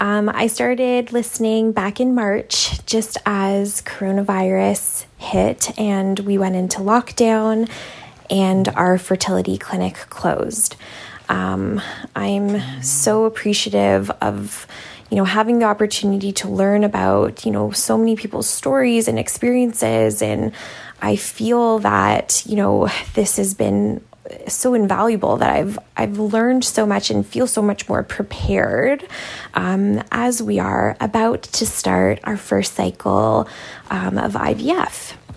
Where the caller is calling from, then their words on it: Toronto, Ontario, Canada; I'm calling in from Toronto, Canada.